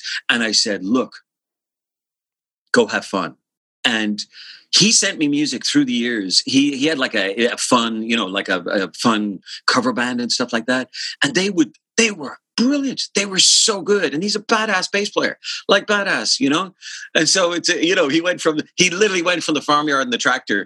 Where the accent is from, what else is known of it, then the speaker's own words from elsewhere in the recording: Dublin, Leinster, Ireland; I grew up in Rathfarnham, like Templeogary in Dublin, and lived in the same house my entire childhood